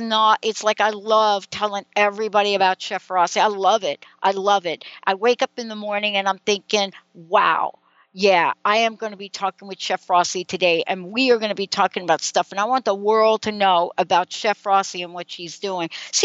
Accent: New York City, New York, United States; listen, growing up in New York City, and it doesn't matter whether you've grown up in the streets of New York City or you're growing up in Beverly Hills

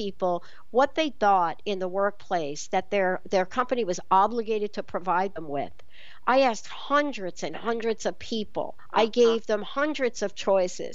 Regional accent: New York, United States; growing up in the East Coast and growing up in New York

